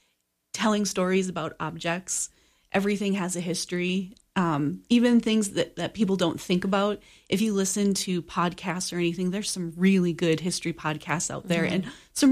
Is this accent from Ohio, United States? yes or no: no; North Dakota, United States; also born or lived in Minnesota; I'm from North Dakota. I lived there most of my life, North Dakota and Minnesota, and grew up on a farm about 20 miles from the big town